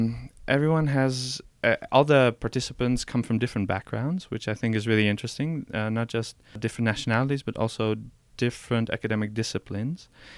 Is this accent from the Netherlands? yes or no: yes; Netherlands; English is a second language; now in Paris, France; I'm from the Netherlands.